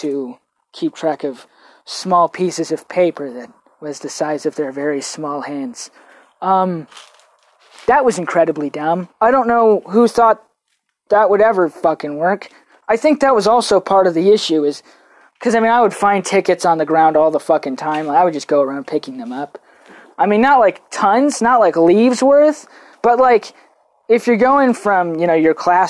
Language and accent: English; United States; me being American